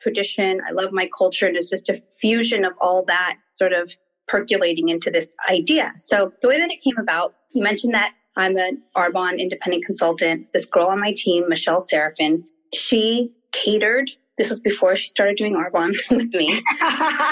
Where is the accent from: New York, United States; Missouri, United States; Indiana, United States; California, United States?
California, United States; Redondo Beach; I actually grew up in like Redondo Beach, Torrance. I'm a South Bay girl